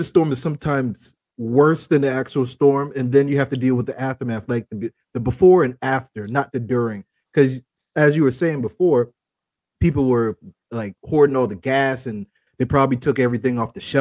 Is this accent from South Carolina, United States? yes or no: yes; South Carolina, United States; I'm from South Carolina